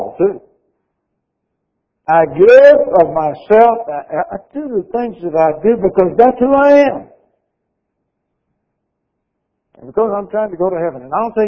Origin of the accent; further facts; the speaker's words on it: Jacksonville, Florida, United States; I was raised in Jacksonville, Florida